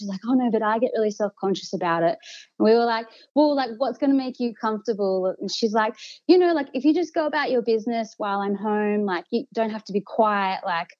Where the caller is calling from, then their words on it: Melbourne, Victoria, Australia; I'm calling from nice non-lockdown Melbourne.